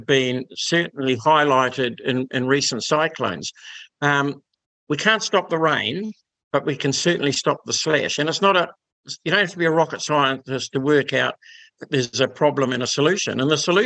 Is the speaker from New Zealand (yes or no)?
yes; Tokomaru Bay, Gisborne, New Zealand; now in Gisborne, New Zealand; I've spent my entire life in that region farming